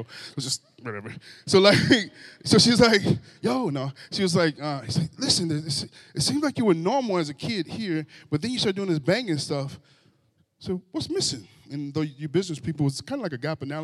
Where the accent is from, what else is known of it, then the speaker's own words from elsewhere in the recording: Grand Rapids, Michigan, United States; I was raised in Grand Rapids from most of my childhood, and I grew up around in a neighborhood